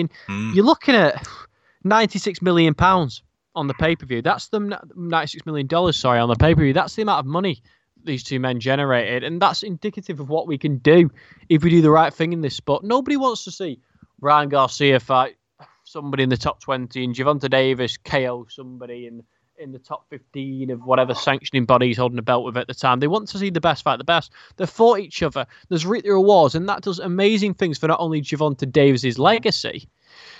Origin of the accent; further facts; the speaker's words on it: United Kingdom; as a Brit